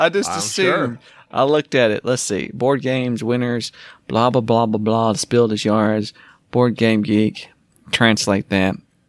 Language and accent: English; Minnesota, United States; I'm 26, and I'm from Minnesota.